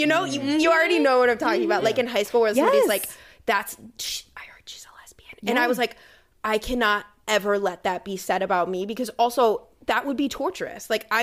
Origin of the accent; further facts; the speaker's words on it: Ohio, United States; I grew up in Ohio